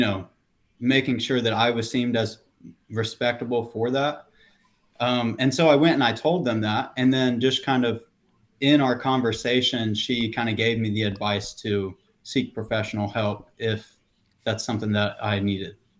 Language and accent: English; the South, United States; being born and raised in the South